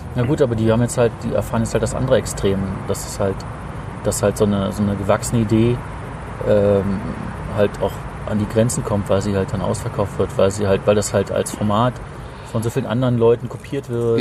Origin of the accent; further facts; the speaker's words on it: East Germany, Germany; Mich hatte das als, als Ostkind